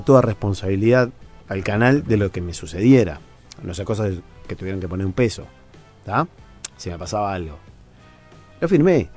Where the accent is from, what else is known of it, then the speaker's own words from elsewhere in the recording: Uruguay; como periodista uruguayo